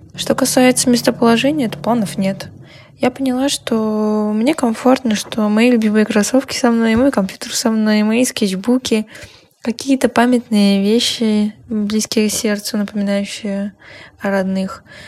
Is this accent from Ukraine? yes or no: no; Minsk, Belarus; moved away as an adult; also born or lived in Moscow, Russia; Я переехала в Россию из Минска